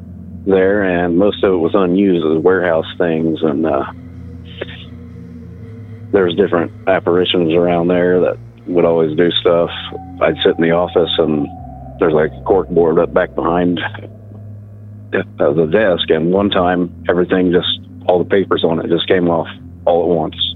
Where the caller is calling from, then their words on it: Indiana, United States; from Indiana.